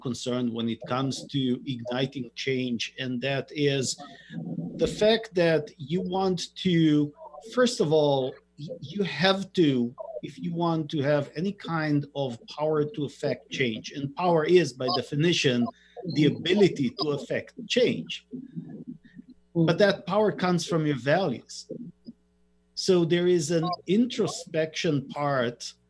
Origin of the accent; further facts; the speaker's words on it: Israel; moved away; I grew up in Israel